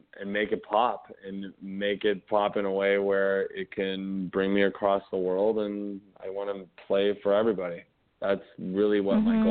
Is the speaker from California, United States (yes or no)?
yes; Los Angeles, California, United States; I grew up in the Valley. I'm a Valley boy, 818 SFV